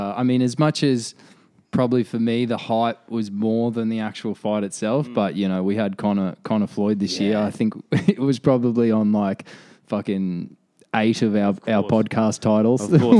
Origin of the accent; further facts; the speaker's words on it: Queensland, Australia; even as a Queenslander